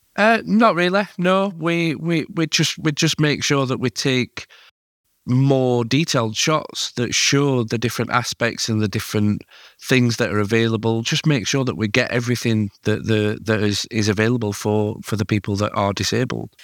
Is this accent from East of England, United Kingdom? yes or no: no; Yorkshire and the Humber, United Kingdom; as a Yorkshireman